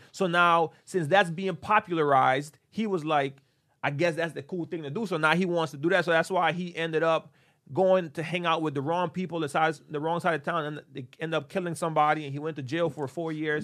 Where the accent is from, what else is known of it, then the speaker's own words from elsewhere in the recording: Honduras; moved away; we grew up in Honduras